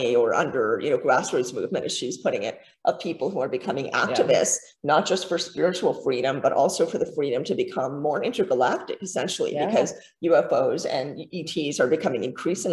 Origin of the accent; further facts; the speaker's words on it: Canada; I'm Canadian